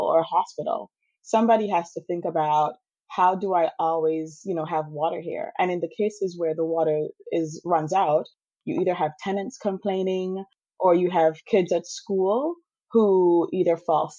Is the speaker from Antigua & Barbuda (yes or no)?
yes; Antigua & Barbuda; moved away as an adult; also born or lived in Wisconsin; now in United States; So I grew up in the Caribbean, in Antigua